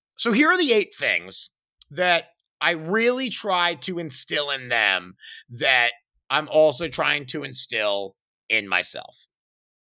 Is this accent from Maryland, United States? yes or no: yes; Baltimore, Maryland, United States; moved away; where I grew up in Baltimore